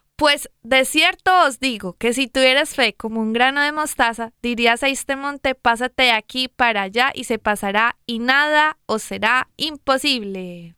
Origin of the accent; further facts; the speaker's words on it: Medellín, Antioquia, Colombia; yo soy de Medellín, Colombia